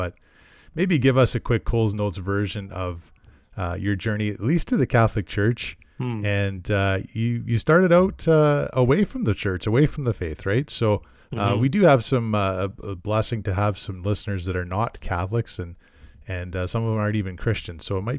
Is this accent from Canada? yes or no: yes; Edmonton, Alberta, Canada; Well, we're both kind of the suburbanites, I guess. We're from the Edmonton area.